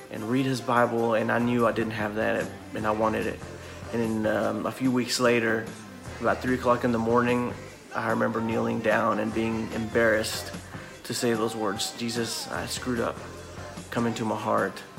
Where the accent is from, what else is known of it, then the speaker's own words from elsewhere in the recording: Mexico; So I grew up in Mexico. Both of my parents were missionaries, and they loved the Lord